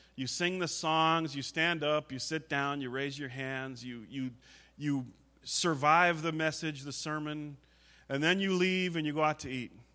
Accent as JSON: {"language": "English", "country": "United States", "said": "as an American."}